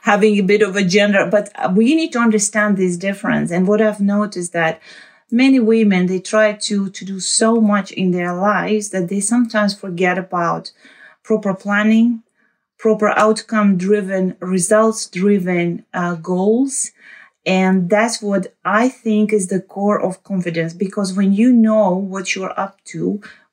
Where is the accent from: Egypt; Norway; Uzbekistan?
Uzbekistan; moved away as an adult; now in The Hague, Netherlands; originally I'm from Uzbekistan. I left Uzbekistan when I was 23 years old